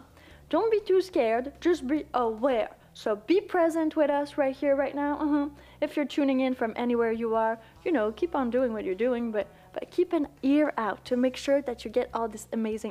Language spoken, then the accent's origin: English; Quebec, Canada; accent: Quebecois, Canadian, French; English is a second language; I'm from Canada, but you know, from the French part